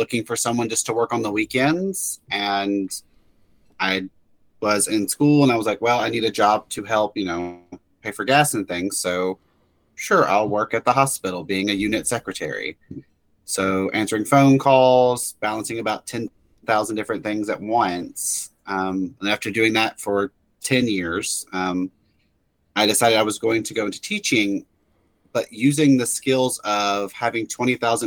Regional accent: Memphis, Tennessee, United States; moved away as an adult; now in Florida, United States; I'm originally from Memphis area.

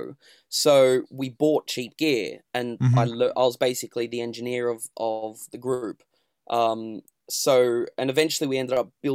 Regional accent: Sydney, New South Wales, Australia; moved away as an adult; now in London, United Kingdom; raised in Sydney, Australia.

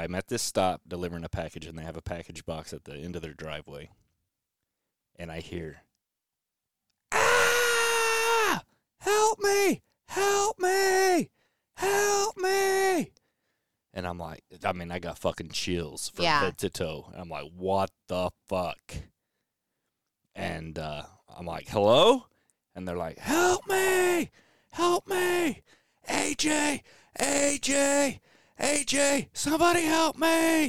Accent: Germany; born there; And I was born in Germany.

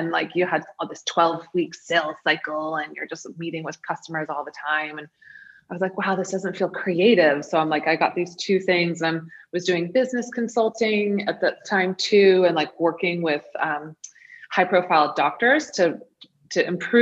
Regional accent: New York, United States; moved away as an adult; also born or lived in Maine; I'm from New York. I'm new to Maine

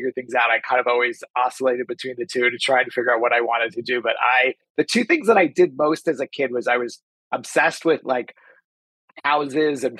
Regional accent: New York City, New York, United States; moved away as an adult; now in Los Angeles, United States; I grew up in New York City. I was raised in Staten Island mostly

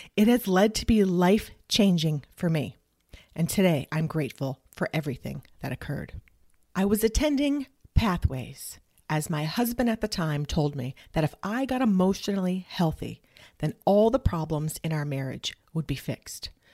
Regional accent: New England, United States; now in Dallas-Fort Worth, Texas, United States; Originally, I'm from New England, and I grew up in a Pentecostal Evangelical Church

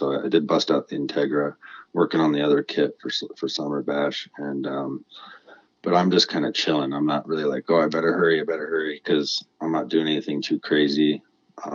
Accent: New Mexico, United States; also born or lived in Washington; now in Colorado, United States; I was raised in New Mexico, and as you know, there's a lot of lowriders there.

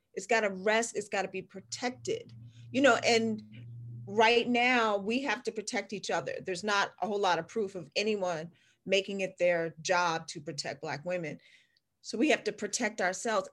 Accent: Washington, District of Columbia, United States; I grew up in Chocolate City. I grew up in Washington D.C. in the 70s

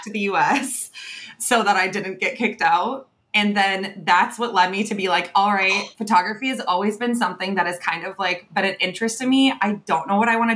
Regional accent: Wisconsin, United States; moved away as an adult; also born or lived in Europe; I wanted to get out of the small town.

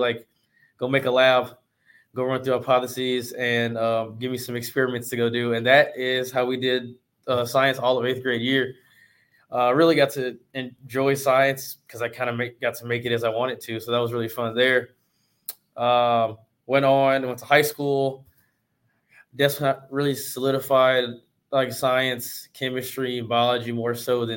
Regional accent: Memphis, Tennessee, United States; moved away as an adult; also born or lived in Waco, Texas; now in Dallas, United States; I'm originally from Memphis, Tennessee

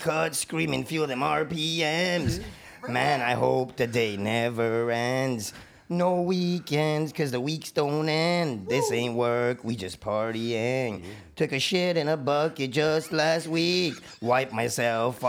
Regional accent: Toronto, Ontario, Canada; Big up Rexdale, Toronto. Shout out. Growing up on Kipling

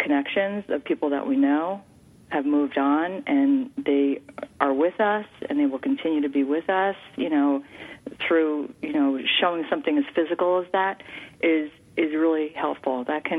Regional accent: New York, United States; But I am from New York. My father was born in Brooklyn.

